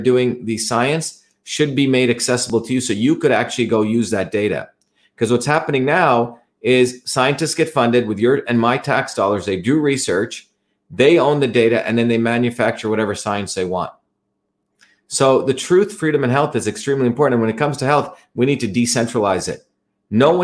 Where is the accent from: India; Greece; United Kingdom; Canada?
India; now in United States; since I was a kid growing up in India